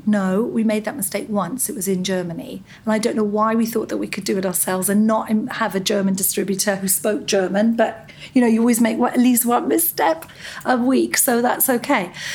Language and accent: English; Scot, Scotland, United Kingdom; moved away as an adult; now in United States; I'm a Scot.